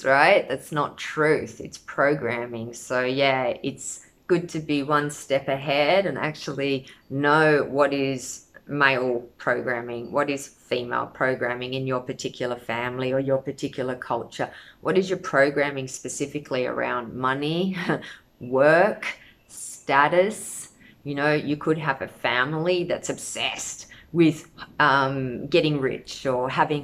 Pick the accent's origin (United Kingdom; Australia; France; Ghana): Australia; I come from Australia. Every generation of my family that we know about is Australian